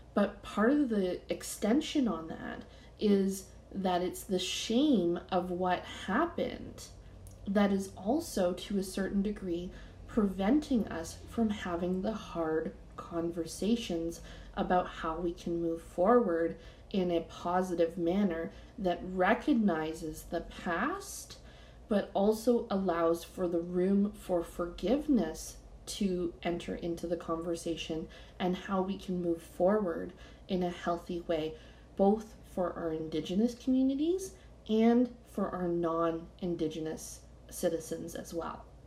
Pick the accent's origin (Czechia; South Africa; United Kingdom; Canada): Canada; I'm Canadian